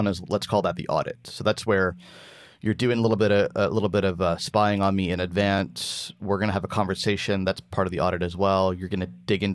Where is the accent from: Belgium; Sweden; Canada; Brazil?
Canada; Burlington, Ontario; I've got a coffee shop here in my hometown of Burlington, Ontario